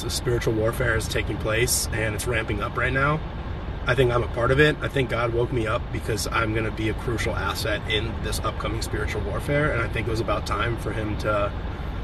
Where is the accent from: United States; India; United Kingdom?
United States; Champaign, Illinois; moved away; also born or lived in California; Champaign, Illinois, which is my hometown where my dad is